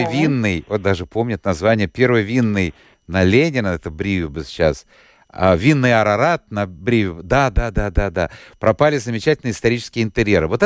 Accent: Riga, Latvia; born there; Я тоже родилась в Риге давно

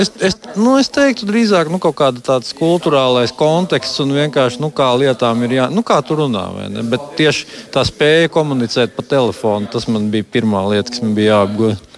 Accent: Latvia; moved away as an adult; now in Denver, United States; es jau esmu dzimis audzis Latvijā

